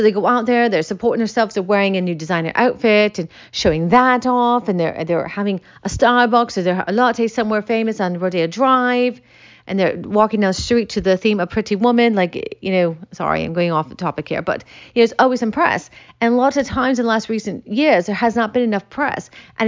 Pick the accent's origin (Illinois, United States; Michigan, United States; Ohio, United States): Michigan, United States; I grew up in Michigan, and I never forget when he came into my library